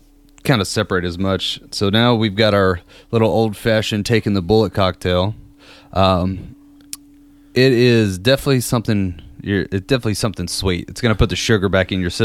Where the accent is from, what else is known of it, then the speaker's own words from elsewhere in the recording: Kentucky, United States; I'm from Kentucky, so I got to represent